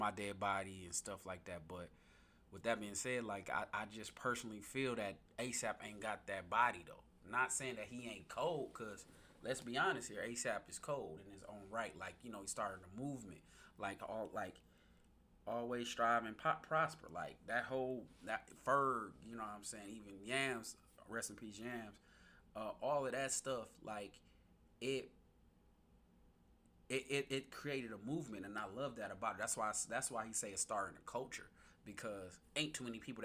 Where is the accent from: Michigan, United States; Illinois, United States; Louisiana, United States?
Michigan, United States; Muskegon; now in Grand Rapids, United States; I moved to Muskegon when I was about like 3, 4, somewhere around there. I went to elementary in Muskegon